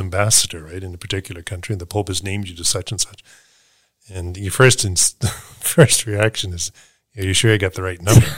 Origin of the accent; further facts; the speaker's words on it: Halifax, Nova Scotia, Canada; moved away; I grew up in Halifax